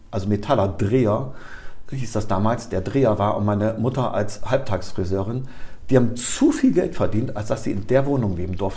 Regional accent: Bremen, Germany; Ja, ja. Bremen, Bremer. Ich bin echter

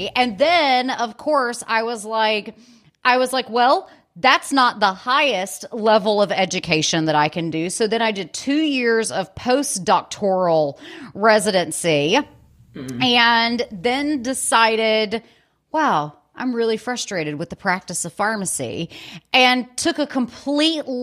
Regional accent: Birmingham, Alabama, United States; moved away as an adult; also born or lived in California; I'm originally from Birmingham, Alabama

